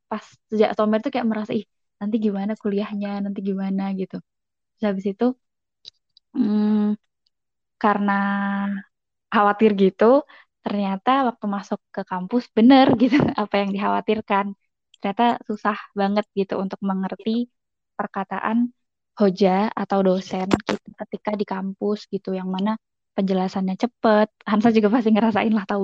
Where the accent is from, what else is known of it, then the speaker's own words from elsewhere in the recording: Solo, Central Java, Indonesia; moved away as an adult; now in Turkey; Terus aku asal Indonesia-nya dari Solo, Jawa Tengah. Hmm, datang pertama kali tahun 2017 waktu itu dan alhamdulillah datang dapat beasiswa penuh dari YTB.